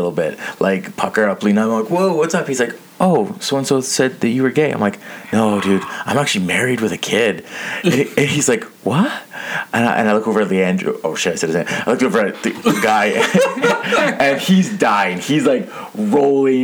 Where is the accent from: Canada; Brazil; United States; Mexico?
Canada; Toronto, Ontario; I'm from Toronto.